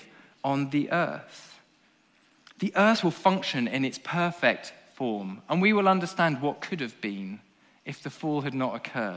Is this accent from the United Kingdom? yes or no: yes; England, United Kingdom; as an Englishman